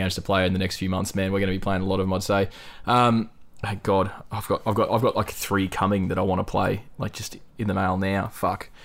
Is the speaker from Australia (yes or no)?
yes; North Queensland, Australia; I'm from North fucking Queensland